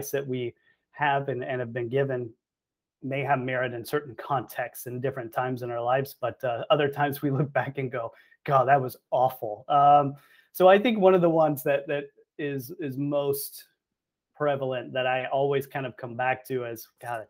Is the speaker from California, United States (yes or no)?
no; Arlington, Texas, United States; moved away as an adult; now in Florida, United States; I'm actually from Arlington, Texas. So I went to Miller Elementary, Young Junior High, Martin High School in Arlington, and grew up in the DFW Metroplex